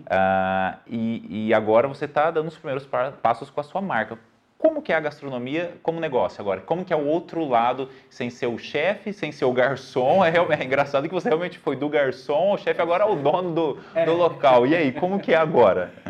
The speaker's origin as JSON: {"language": "Portuguese", "town": "São José do Rio Preto", "region": "São Paulo", "country": "Brazil", "accent": "R do interior", "said": "Somos de São José do Rio Preto, São Paulo, e por isso vamos falar com o R do interior."}